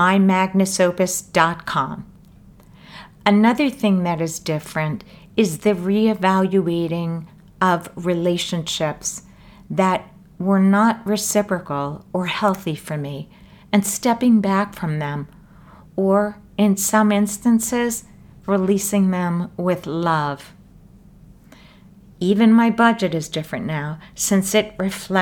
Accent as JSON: {"language": "English", "region": "New York", "country": "United States", "tie": "born or raised there", "said": "I grew up in New York, and I now live in New York City"}